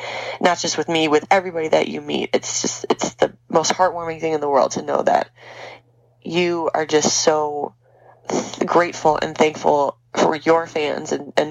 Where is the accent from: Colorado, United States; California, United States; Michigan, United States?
Michigan, United States; Detroit; we're both from Detroit